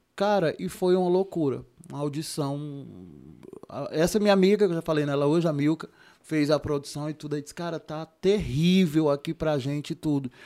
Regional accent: Juazeiro do Norte, Ceará, Brazil; eu sou de Juazeiro, né? Eu sou, eu sou caririense de Juazeiro do Norte

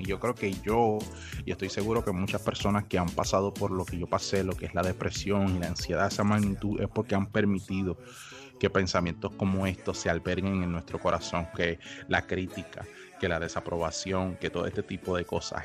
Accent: Aguadilla, Puerto Rico; moved away as an adult; now in United States; yo soy original de Puerto Rico, de Aguadilla, Puerto Rico, y actualmente radico en los Estados Unidos

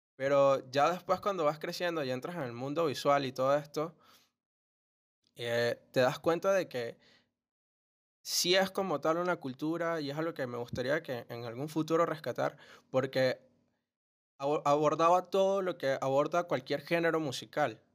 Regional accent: Venezuela; nosotros que somos de Venezuela

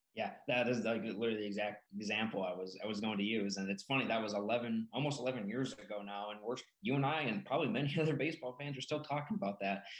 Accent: Peru, Illinois, United States; my hometown of Peru, Illinois, small town

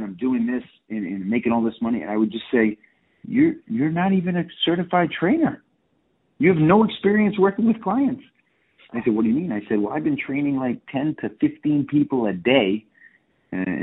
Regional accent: Southeastern Massachusetts, United States; moved away as an adult; now in Miami Beach, United States; I'm from Southeastern Mass

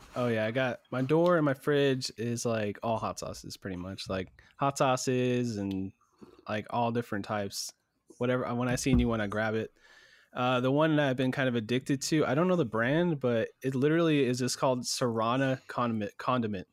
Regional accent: United States; I'm American

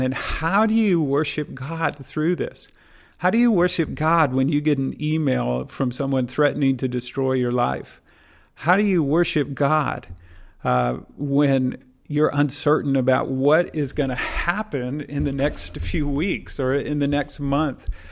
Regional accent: Midwest, United States; I'm from the Midwest in the US, and tornadoes are something we experience every year

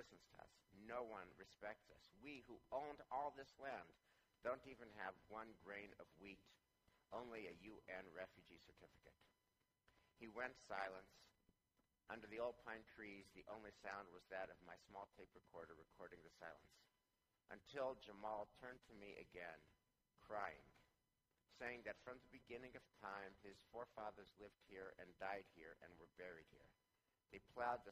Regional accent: United States; we're American Jews

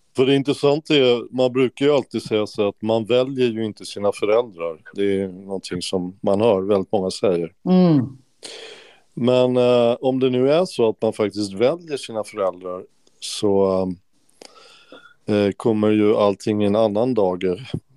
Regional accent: Stockholm, Stockholm County, Sweden; moved away; also born or lived in Skåne; jag är från Stockholm

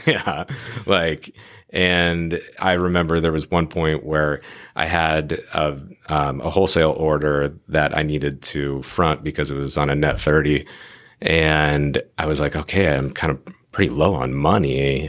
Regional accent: Phoenix, Arizona, United States; now in San Diego, United States; we're both randomly from Phoenix

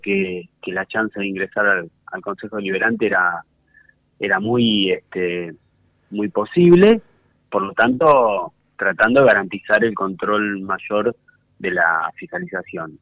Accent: González Catán, Buenos Aires Province, Argentina; yo soy de González Catán

